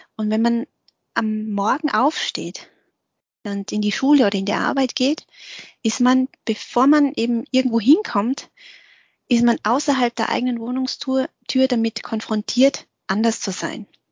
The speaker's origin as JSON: {"language": "German", "country": "Austria", "also_born_or_lived": "Vietnam", "said": "bei uns in Österreich wird ja Dialekt gesprochen"}